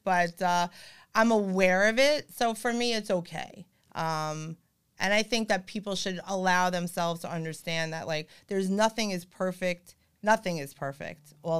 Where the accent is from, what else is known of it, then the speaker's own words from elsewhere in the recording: Long Beach, California, United States; And I'll be like, oh, well, I'm from Long Beach.